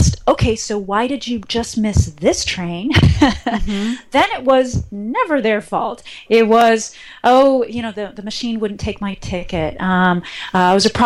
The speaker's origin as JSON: {"language": "English", "town": "Cleveland", "region": "Ohio", "country": "United States", "tie": "born or raised there", "said": "I grew up in Cleveland, Ohio, and I had my family"}